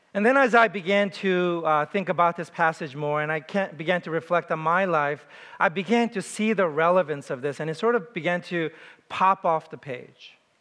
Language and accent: English; New York City, New York, United States; I was from New York City